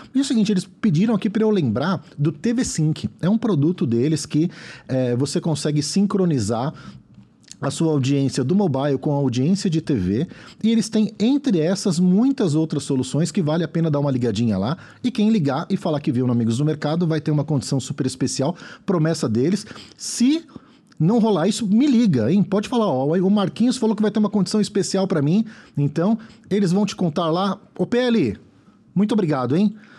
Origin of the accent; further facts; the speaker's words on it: São Paulo, Brazil; vim da Zona Leste